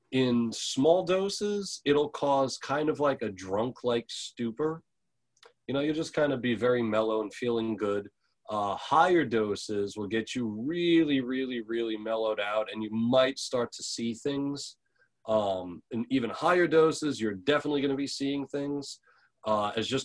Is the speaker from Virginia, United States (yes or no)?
no; New York, United States; now in Portland, United States; I'm from New York originally